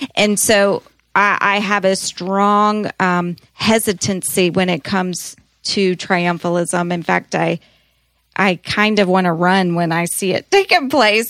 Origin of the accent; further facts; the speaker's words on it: United States; being Americans, there's great pride in being an American.